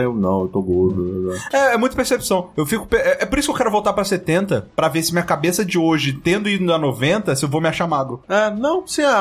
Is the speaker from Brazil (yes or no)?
yes; Rio de Janeiro, Brazil; eu nasci no Rio